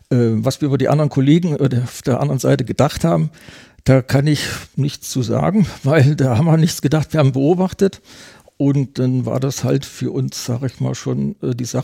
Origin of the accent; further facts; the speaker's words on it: Eschwege, Hesse, Germany; ich komme aus Eschwege und Eschwege ist eine äh, Garnisonsstadt des Bundesgrenzschutzes.